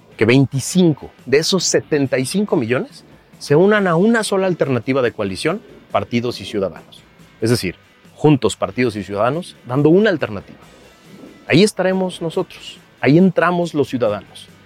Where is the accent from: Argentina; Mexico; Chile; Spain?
Mexico